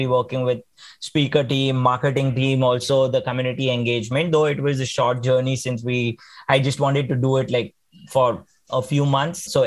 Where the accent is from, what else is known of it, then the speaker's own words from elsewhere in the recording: Mumbai, Maharashtra, India; also born or lived in Pune; I then had an opportunity to come back to my hometown, which is Mumbai